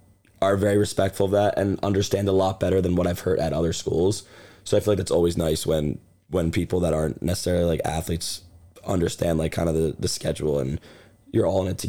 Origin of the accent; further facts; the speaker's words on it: Richboro, Pennsylvania, United States; I'm from Richboro, Pennsylvania, which is about 30 minutes from campus